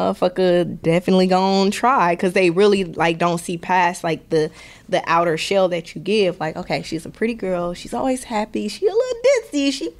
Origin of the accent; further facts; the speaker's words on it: Milwaukee, Wisconsin, United States; Like I said, like, I'm from Milwaukee. Like, people are like, oh, you're from Wisconsin? I'm like, yeah, Wisconsin. But Milwaukee, to be specific, do not play with me, bro.